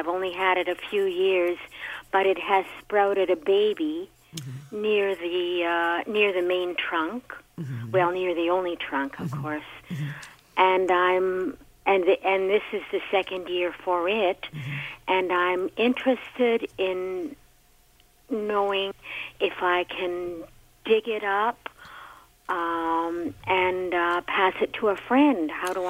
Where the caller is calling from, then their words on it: Toronto, Ontario, Canada; I am calling from Toronto.